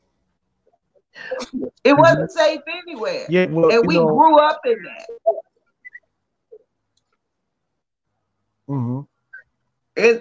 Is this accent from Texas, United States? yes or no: yes; Texas, United States; I grew up in Texas